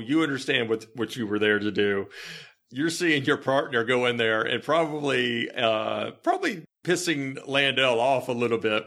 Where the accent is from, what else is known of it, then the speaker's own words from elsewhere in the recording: Bartlett, Tennessee, United States; I went to Bartlett High School